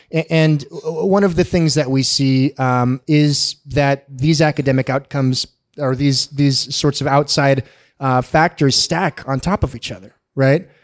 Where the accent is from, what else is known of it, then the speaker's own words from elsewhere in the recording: San Diego, California, United States; I'm born and raised in San Diego. Uh, I've never lived a, anywhere else in my life.